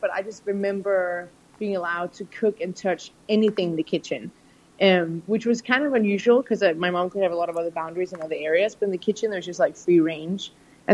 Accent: Copenhagen, Capital Region of Denmark, Denmark; also born or lived in United States; now in London, United Kingdom; I grew up in Copenhagen, Denmark, in Europe, and living in London now and having lived in the US as well

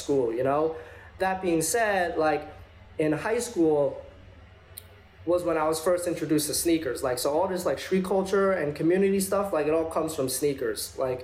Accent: New York City, New York, United States; I'm from Flushing, Queens.

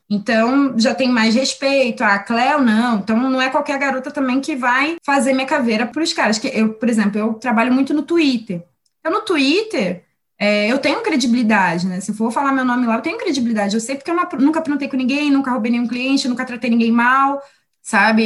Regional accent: Rio de Janeiro, Brazil; moved away as an adult; also born or lived in Baixada Santista; now in São Paulo, Brazil; eu cresci no Rio

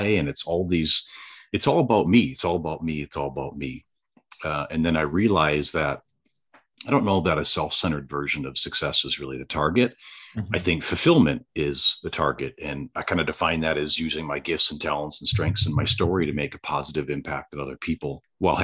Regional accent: Southeast Wisconsin, United States; I was born and raised in Southeast Wisconsin, and I went to school at UW Green Bay

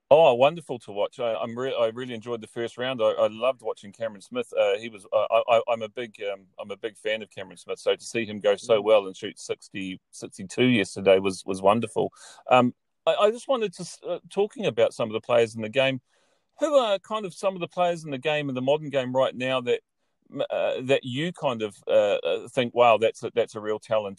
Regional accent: New Zealand; moved away as an adult; now in Ireland; growing up in New Zealand, I spent now the last six years in Ireland

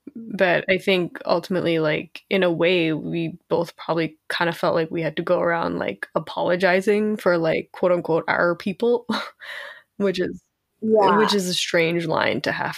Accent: Kolkata, West Bengal, India; now in New York City, United States; my experience here in New York City. I'm Bengali, I'm from Kolkata

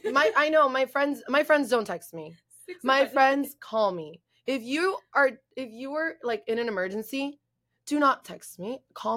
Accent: Miami, Florida, United States; We're from Miami. We're from Miami.

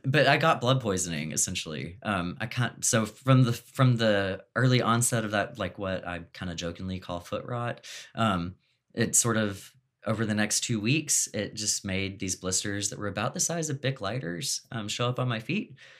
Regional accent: Texas, United States; I'm from Texas

